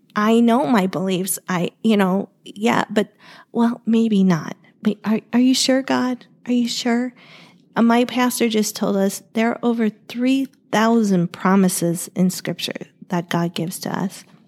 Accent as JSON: {"language": "English", "region": "Ohio", "country": "United States", "tie": "born or raised there", "moved": "yes", "lives_now": "Arizona, United States", "said": "I grew up in Ohio"}